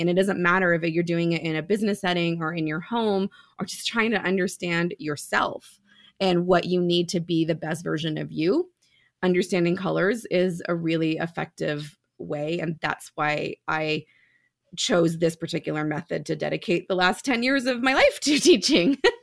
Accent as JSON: {"language": "English", "town": "San Jose", "region": "California", "country": "United States", "tie": "born or raised there", "moved": "as an adult", "lives_now": "Reno, United States", "said": "I was born and raised in San Jose"}